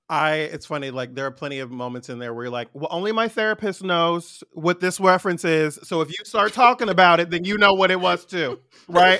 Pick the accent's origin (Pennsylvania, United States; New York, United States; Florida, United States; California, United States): California, United States; San Francisco Bay Area; I'm from the Bay Area. I'm a tall, light-skinned black man from the Bay